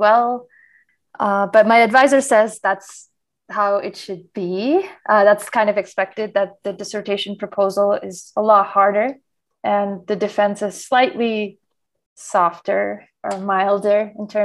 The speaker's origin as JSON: {"language": "English", "country": "India", "tie": "born or raised there", "moved": "as an adult", "lives_now": "Boulder, United States", "said": "I grew up in India where I did my undergrad in computer science"}